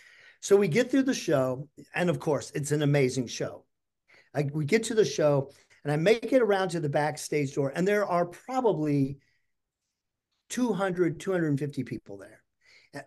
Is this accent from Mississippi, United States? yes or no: yes; Mississippi, United States; I grew up in the South, Mississippi